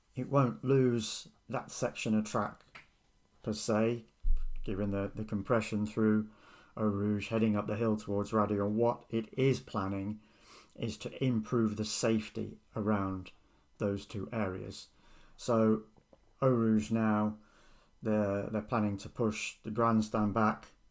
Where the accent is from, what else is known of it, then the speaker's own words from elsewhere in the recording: United Kingdom; I'm British